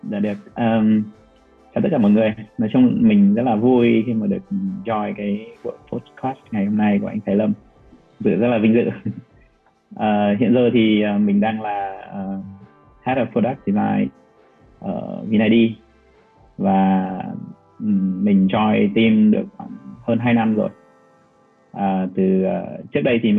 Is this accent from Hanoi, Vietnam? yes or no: yes; Hanoi, Vietnam; accent: Hanoi; moved away as an adult; also born or lived in Ho Chi Minh City; em ở Hà Nội, sau đó thì em vào Sài Gòn cũng khoảng gần 10 năm đó.